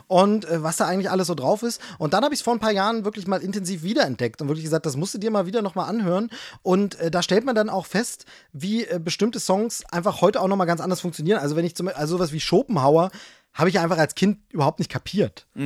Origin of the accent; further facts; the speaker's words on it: Hoyerswerda, Saxony, Germany; moved away; also born or lived in Dresden / Würzburg; ich bin ja Ossi. Also sprich, ich bin, äh, in der ehemaligen D D R aufgewachsen